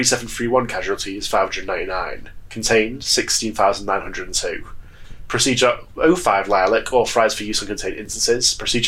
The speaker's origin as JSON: {"language": "English", "country": "United Kingdom", "said": "Even though I'm British."}